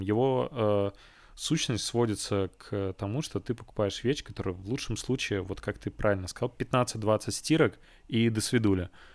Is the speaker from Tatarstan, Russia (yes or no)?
yes; Kazan, Tatarstan, Russia; moved away; в Казань домой к родителям